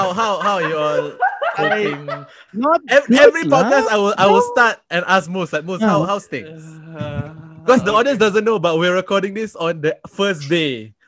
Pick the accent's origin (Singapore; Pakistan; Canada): Singapore; I'm from Singapore.